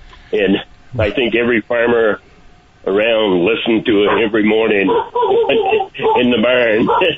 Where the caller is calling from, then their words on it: Brookfield, Vermont, United States; in Brookfield.